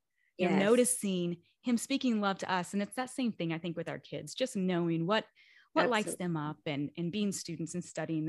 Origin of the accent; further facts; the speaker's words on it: Kentucky, United States; also born or lived in Washington, D.C.; I was born and raised in Kentucky. And then I was in the DC area for 10 years before we came here.